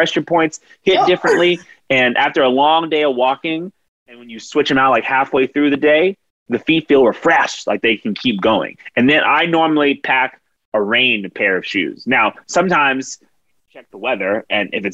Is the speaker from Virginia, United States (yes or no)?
yes; Richmond, Virginia, United States; I'm in my hometown of Richmond, Virginia